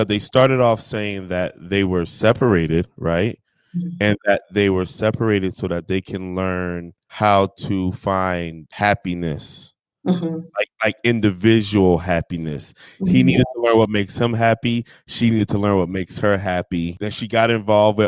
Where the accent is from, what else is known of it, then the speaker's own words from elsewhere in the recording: New Jersey, United States; I'm from Jersey, so we don't do iced tea.